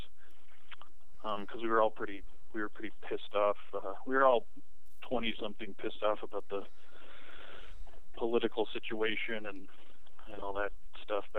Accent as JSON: {"language": "English", "region": "Michigan", "country": "United States", "moved": "as an adult", "said": "I'm from Michigan."}